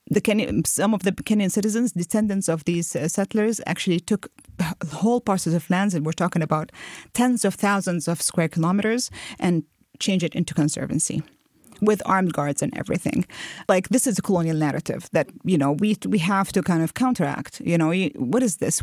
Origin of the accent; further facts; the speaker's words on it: United Arab Emirates; moved away as an adult; also born or lived in Jordan / Lebanon; grew up in the U A E.